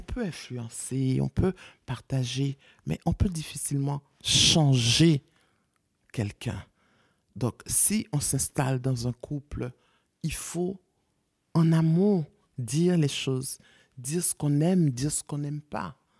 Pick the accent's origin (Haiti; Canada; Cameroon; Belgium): Haiti; also born or lived in Congo; now in France; je suis haïtienne